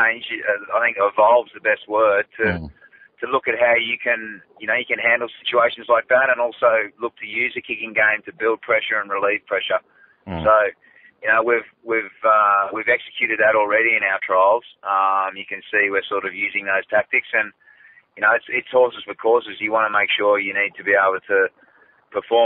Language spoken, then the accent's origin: English; Australia; very proud just as an Australian